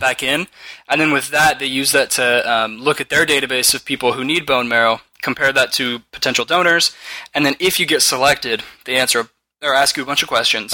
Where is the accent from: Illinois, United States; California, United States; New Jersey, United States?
California, United States; We're from California